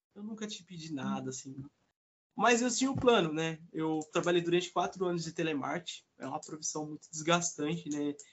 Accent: interior of São Paulo, Brazil; eu não sou de São Paulo, sou do interior

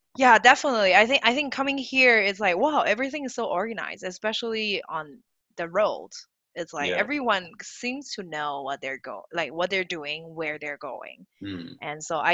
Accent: Taiwan; moved away; I grew up in Taiwan

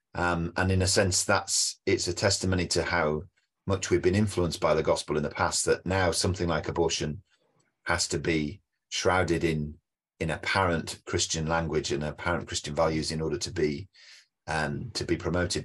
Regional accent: United Kingdom; as a Brit

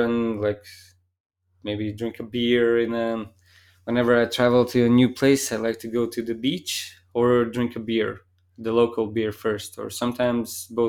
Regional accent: Latvia; It was interesting. Like, I was always traveling when I was a kid, like, to many different cities

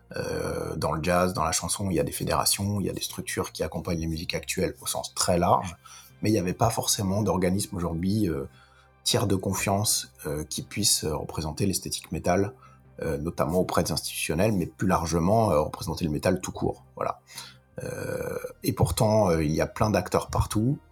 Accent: Lyon, Auvergne-Rhône-Alpes, France; moved away; moi, je suis lyonnais, déjà. Ça, c'est une chose à préciser, parce que, puisque je, j'ai, j'ai, je suis né à Lyon

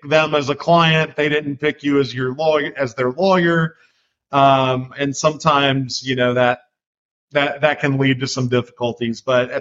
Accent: Macon, Georgia, United States; moved away as an adult; also born or lived in Louisville, Kentucky / Atlanta, Georgia; now in Nashville, United States; I moved to Macon, Georgia when I was pretty young. I claimed that as my hometown

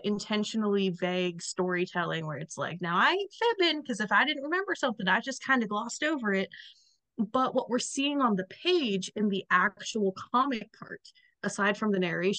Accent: the South, United States; accent: Southern

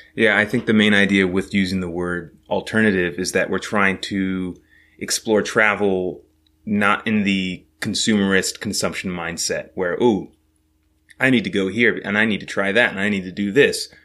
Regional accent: California, United States; moved away; also born or lived in New York City; originally, I was born in California

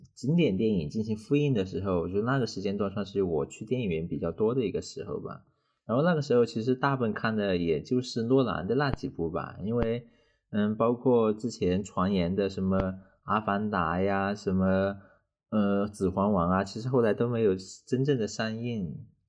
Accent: China; 我们中国人

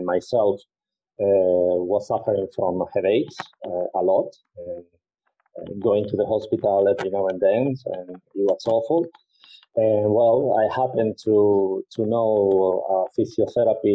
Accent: Spain; I was born in Spain and I live in Spain

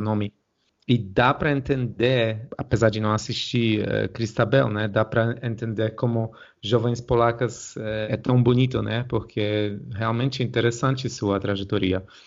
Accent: Poland; como polonês

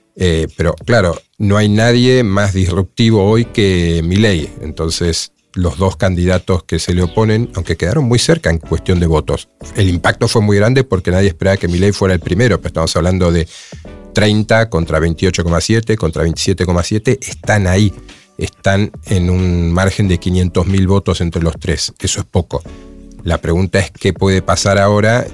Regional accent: Argentina; somos, los argentinos

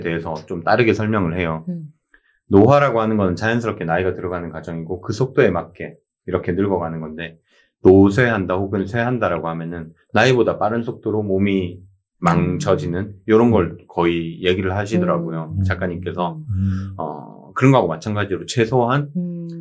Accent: South Gyeongsang, South Korea; moved away; 저는 고향이 경남 쪽이다 보니까

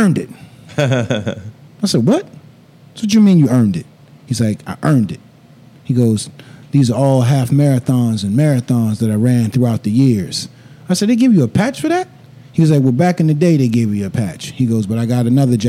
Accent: the South, United States; growing up in the South and growing up in church

